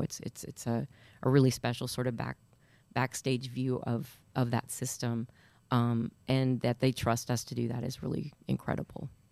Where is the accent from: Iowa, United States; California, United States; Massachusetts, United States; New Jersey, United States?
Iowa, United States; Northeast; now in Nashville, United States; I grew up in Northeast Iowa, and cheese curds are a huge thing